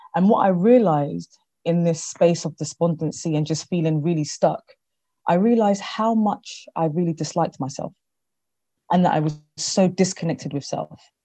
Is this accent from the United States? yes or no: no; London, United Kingdom; I am born in London, but I am of Ghanaian descent